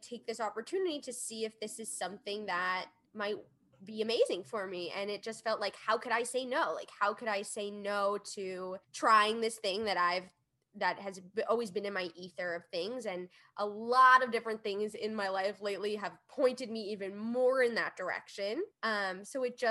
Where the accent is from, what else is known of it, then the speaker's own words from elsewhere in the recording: New York, United States; we grew up in New York, and I love New York to death. I love this city.